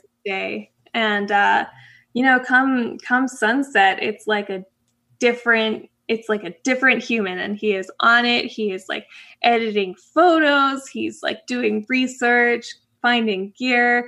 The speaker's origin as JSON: {"language": "English", "country": "Canada", "also_born_or_lived": "Florida", "moved": "as an adult", "said": "I'm originally from Canada"}